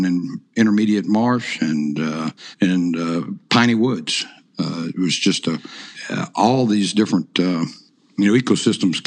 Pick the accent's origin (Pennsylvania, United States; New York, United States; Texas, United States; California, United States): Texas, United States; Baytown; I grew up in Baytown, which is probably, I don't know, 60 miles east of downtown Houston